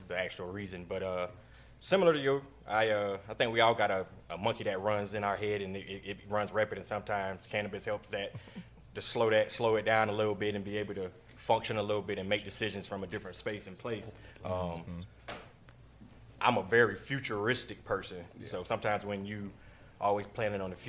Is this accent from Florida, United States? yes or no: yes; Florida, United States; we're all from Florida